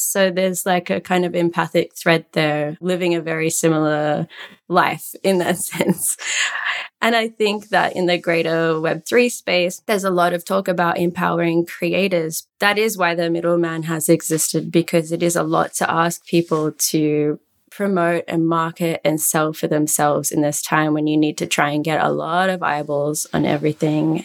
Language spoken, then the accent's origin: English; Australia; moved away as an adult; now in Antwerp, Belgium; I'm Australian, but currently based in Antwerp, Belgium.